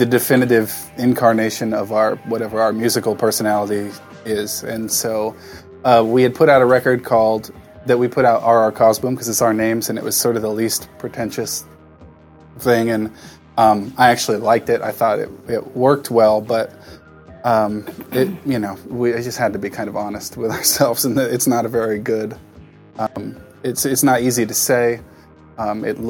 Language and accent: English; Southern California, United States; I grew up in Southern California